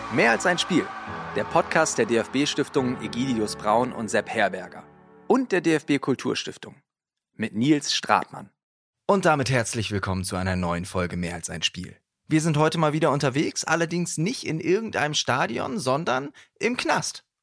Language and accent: German; Bremen, Germany; meiner Jugend in Bremen-Nord